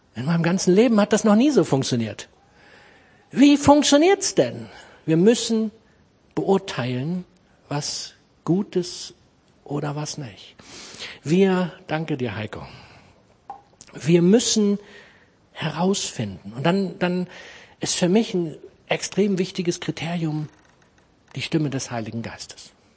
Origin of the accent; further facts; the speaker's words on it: Germany; moved away as an adult; now in Braunschweig, Germany; Ich komme aus dem Harz, habe dort Kfz-Mechaniker gelernt